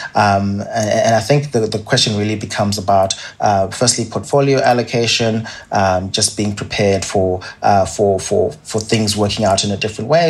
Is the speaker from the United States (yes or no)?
no; Zimbabwe; now in Australia; As you can probably tell from my accent, I didn't grow up in Australia. Um, I grew up in, in Zimbabwe